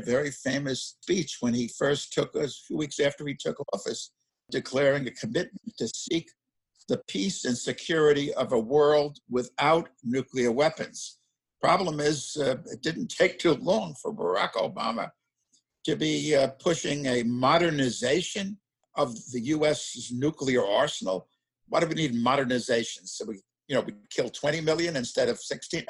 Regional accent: New York City, New York, United States; as a kid growing up in Brooklyn, New York

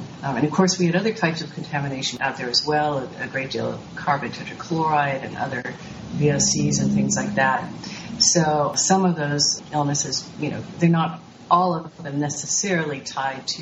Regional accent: near Rocky Flats, Colorado, United States; in my neighborhood where I grew up near Rocky Flats

